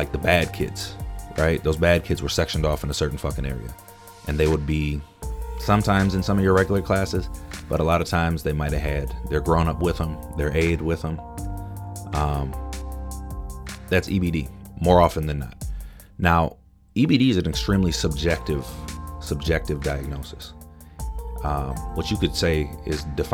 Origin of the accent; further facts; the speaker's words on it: Minneapolis–Saint Paul, Minnesota, United States; I'm from the Twin Cities in Minnesota